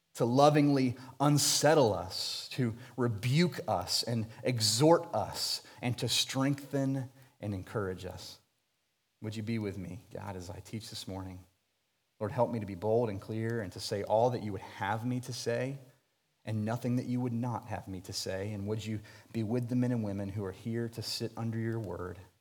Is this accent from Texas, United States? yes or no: no; Jacksonville, Florida, United States; I was born and raised in Jacksonville, Florida